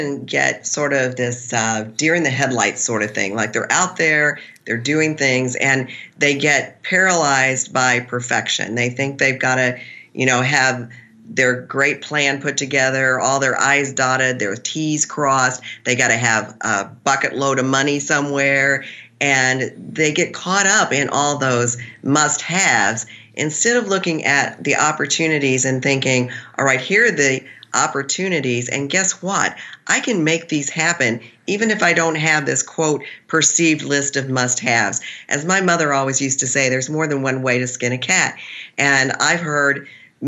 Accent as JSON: {"language": "English", "region": "Missouri", "country": "United States", "said": "I'm from Missouri"}